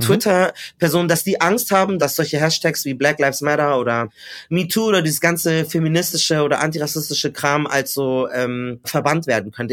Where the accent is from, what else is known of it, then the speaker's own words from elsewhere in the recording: Munich, Bavaria, Germany; Ich bin geboren und aufgewachsen in München